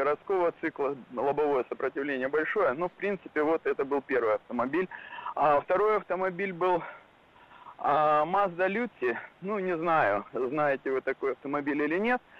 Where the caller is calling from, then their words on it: Japan; А, добрый день, э … я из Японии.